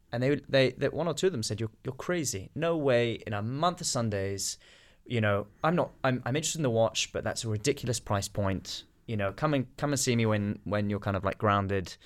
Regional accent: United Kingdom; I'm British

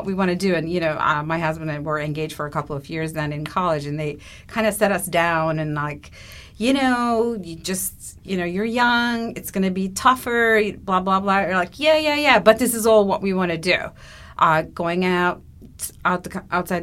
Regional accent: Istanbul, Turkey; English is a second language; moved away as an adult; now in United States; I'm originally from Turkey. I was born in Istanbul. And I was there through my undergrad studies.

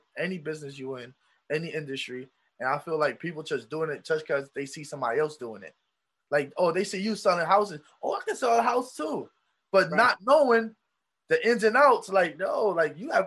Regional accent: Philadelphia, Pennsylvania, United States; moved away as an adult; also born or lived in Poconos; when I moved away from Philadelphia, I moved to the Poconos.

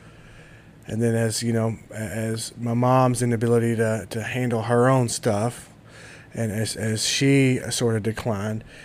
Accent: Louisville, Kentucky, United States; also born or lived in Shepherdsville, Kentucky / Bullitt County, Kentucky; I grew up back and forth between Shepherdsville and Louisville

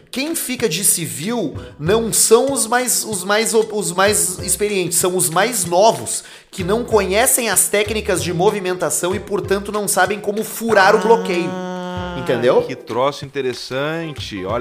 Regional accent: Tubarão, Santa Catarina, Brazil; sou da cidade de Tubarão, Santa Catarina.

